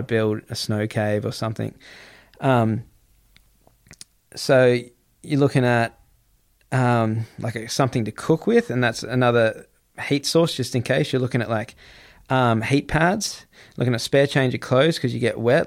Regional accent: Gold Coast, Queensland, Australia; I'm Australian, man. I grew up on the Gold Coast

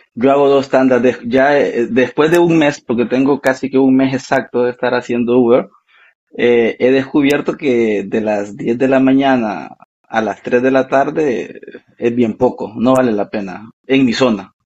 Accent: Honduras; moved away as an adult; now in Canada; yo soy orgullosamente de Honduras, Centroamérica

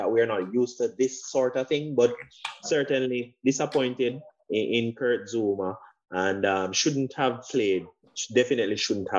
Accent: Jamaica; we grew up in Jamaica

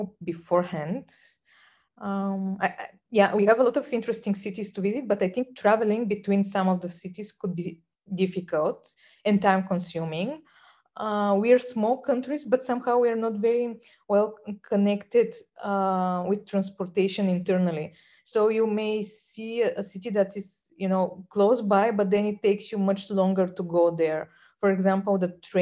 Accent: Plovdiv, Plovdiv Province, Bulgaria; now in Sofia, Bulgaria; Plovdiv. This is like my hometown and second biggest city in Bulgaria.

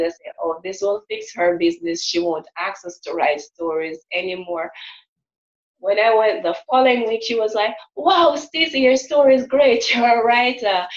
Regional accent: Jamaica; I'm from Jamaica

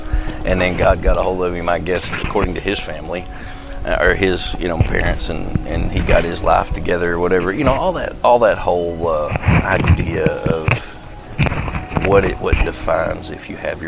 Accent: the South, United States; born there; I always say I was born in the South, but I've been cultured since.

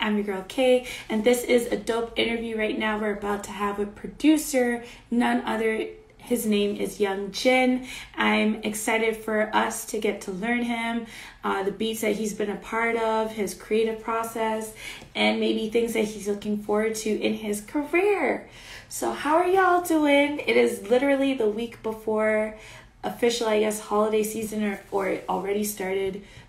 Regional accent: Canada; but for myself as a Canadian, it would have been October.

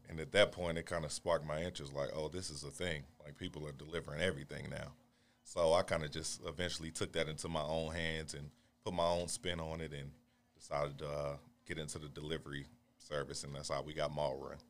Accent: Baltimore, Maryland, United States; moved away as an adult; now in Houston, United States; originally from Baltimore, Maryland

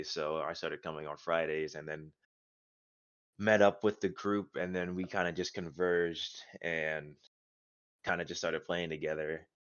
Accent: Maryland, United States; also born or lived in North Carolina; now in Florida, United States; I'm originally from Maryland. I moved to North Carolina, and then I came up to here.

